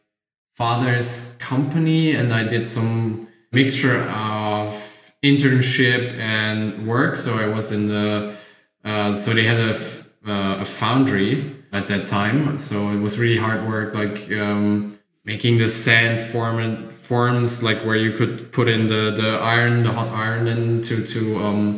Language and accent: English; Germany; I grew up in Germany in a little village near Frankfurt, like 80 kilometers from Frankfurt